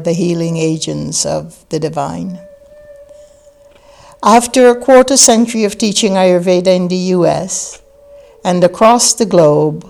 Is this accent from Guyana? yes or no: yes; Guyana; now in United States; I grew up in British Guyana, the British West Indies, in South America, in a village of less than 500 people